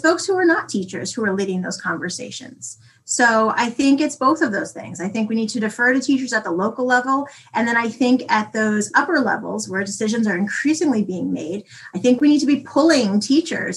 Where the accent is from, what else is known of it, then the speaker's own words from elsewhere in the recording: New York City, New York, United States; moved away as an adult; now in North Dakota, United States; I've only lived here for a year and I'm from the Bronx